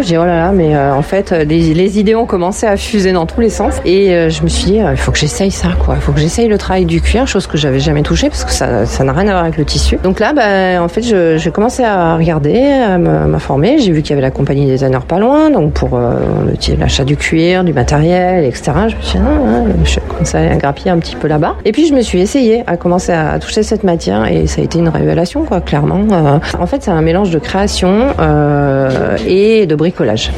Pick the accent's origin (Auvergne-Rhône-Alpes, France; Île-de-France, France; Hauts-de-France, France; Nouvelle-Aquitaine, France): Auvergne-Rhône-Alpes, France; Villeurbanne; born or raised there